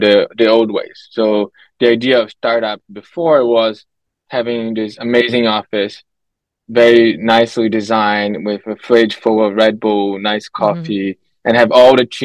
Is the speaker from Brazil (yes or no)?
yes; Brazil; moved away as an adult; also born or lived in Canada; I'm from Brazil. So I grew up there, lived there for the first good 20 years of my life